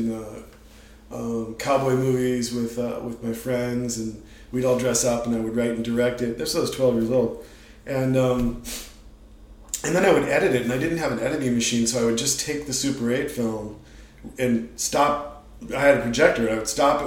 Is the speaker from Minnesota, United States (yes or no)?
yes; Eden Prairie, Minnesota, United States; now in San Francisco, United States; a little suburb just west of Minneapolis called Eden Prairie